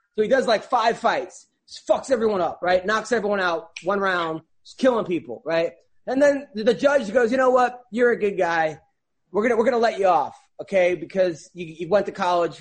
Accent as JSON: {"language": "English", "town": "Oceanside", "region": "New York", "country": "United States", "tie": "born or raised there", "said": "I'm from Oceanside"}